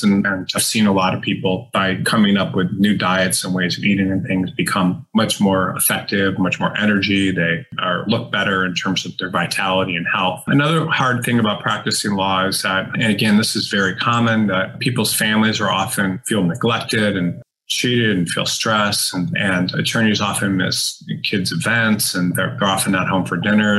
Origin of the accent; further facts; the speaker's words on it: Detroit, Michigan, United States; growing up in Detroit